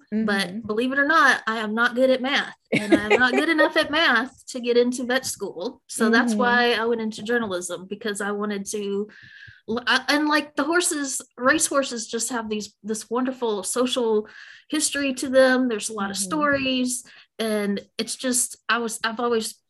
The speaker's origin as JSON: {"language": "English", "town": "Memphis", "region": "Tennessee", "country": "United States", "tie": "born or raised there", "accent": "Southern", "said": "I was born and raised in Memphis, Tennessee"}